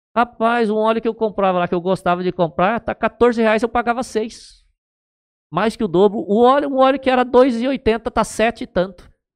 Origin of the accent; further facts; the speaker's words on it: Aspásia, São Paulo, Brazil; Eu era de Aspásia e eu tinha um município, Aspásia era distrito